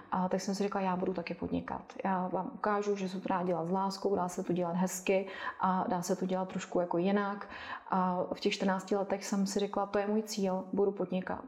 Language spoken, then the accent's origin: Czech; Karlovy Vary, Karlovy Vary Region, Czechia; Já jsem vyrůstala v Karlových Varech